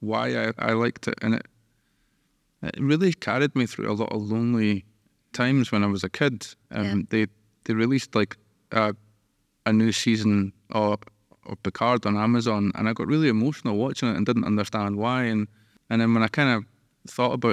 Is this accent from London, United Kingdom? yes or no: no; Musselburgh, Scotland, United Kingdom; I grew up in Musselburgh, which is just a kick of the ball away from Edinburgh